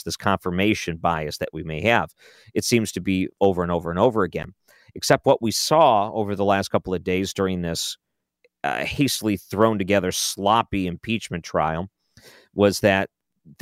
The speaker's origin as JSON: {"language": "English", "country": "United States", "said": "I am an American"}